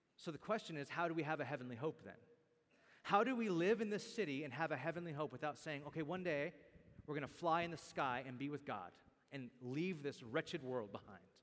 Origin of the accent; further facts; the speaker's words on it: Bakersfield, California, United States; I can no longer really say that my hometown is Bakersfield or that I'm from Bakersfield.